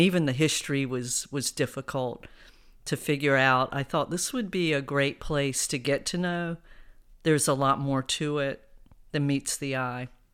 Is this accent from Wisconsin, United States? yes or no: no; Fayetteville, North Carolina, United States; also born or lived in Philadelphia / New York; now in Wilmington, United States; We grew up in Fayetteville, North Carolina